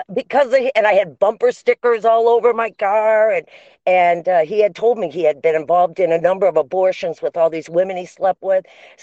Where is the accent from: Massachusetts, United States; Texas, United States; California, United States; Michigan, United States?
Michigan, United States; moved away; also born or lived in Florida; I was living in Florida. I'm from Michigan.